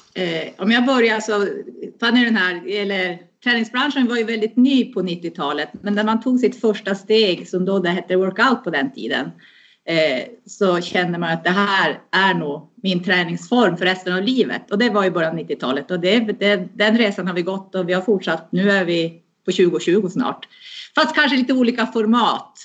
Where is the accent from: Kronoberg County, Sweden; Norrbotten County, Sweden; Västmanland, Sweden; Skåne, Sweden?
Norrbotten County, Sweden; Luleå; also born or lived in Finland; bor och verkar här i Luleå. Uppväxt här. Egentligen är jag ju en, en finska, men hela min, min, min barndom och mitt vuxna liv har jag bott här i Luleå